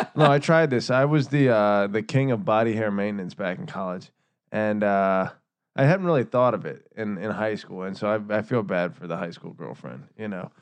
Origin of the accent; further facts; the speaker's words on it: Northern Virginia, United States; we're from Northern Virginia